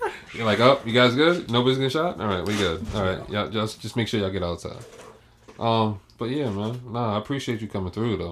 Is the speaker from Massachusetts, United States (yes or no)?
yes; Boston, Massachusetts, United States; I'm from Roxbury